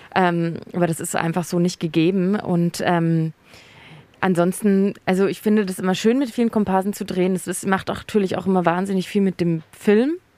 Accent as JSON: {"language": "German", "town": "Munich", "region": "Bavaria", "country": "Germany", "tie": "born or raised there", "said": "ich bin ja in Oberbayern aufgewachsen"}